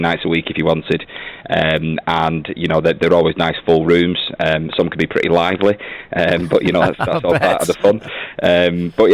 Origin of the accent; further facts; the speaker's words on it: Ashton-under-Lyne, North West England, United Kingdom; also born or lived in Salford; My family from Ashton-under-Lyne, but I live over the other side of the city in Salford